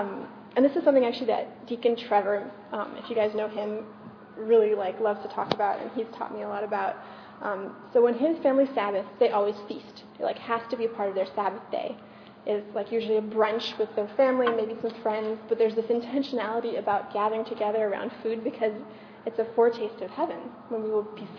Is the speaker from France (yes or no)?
yes; France; also born or lived in Germany; my parents were Americans, but I grew up in France, but I went to school in Germany